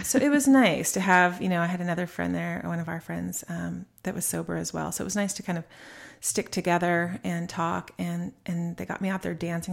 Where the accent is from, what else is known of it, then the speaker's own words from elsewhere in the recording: Alta Loma, California, United States; also born or lived in Rancho Cucamonga; I grew up in a little suburb in Southern California called Altaloma